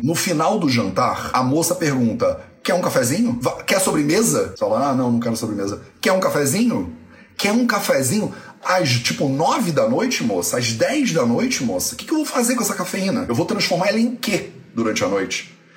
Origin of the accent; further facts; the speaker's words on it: Resende, Rio de Janeiro, Brazil; Eu nasci em Resende, né? Então, tecnicamente, eu sou resendense